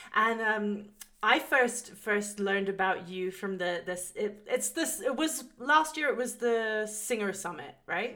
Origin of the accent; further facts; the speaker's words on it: England, United Kingdom; moved away; growing up in England